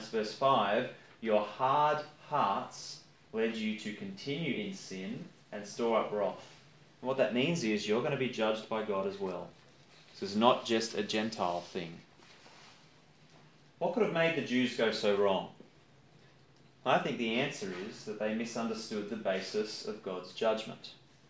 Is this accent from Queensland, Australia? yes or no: no; Campbelltown, New South Wales, Australia; I grew up in Campbelltown